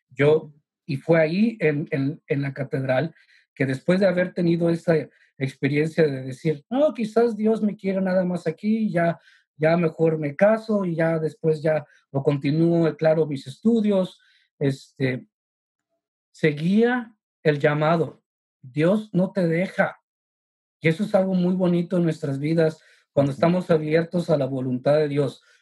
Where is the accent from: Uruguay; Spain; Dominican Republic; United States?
United States; San Antonio, Texas; also born or lived in Mexico; yo tengo mis raíces en México, sí, pero tengo toda una vida desde que estaba adolescente en San Antonio, tejano